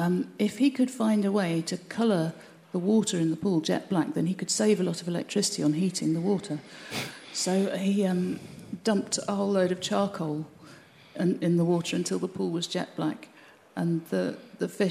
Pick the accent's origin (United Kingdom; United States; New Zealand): United Kingdom; Birmingham, West Midlands; now in Cornwall, United Kingdom; as a child growing up in Birmingham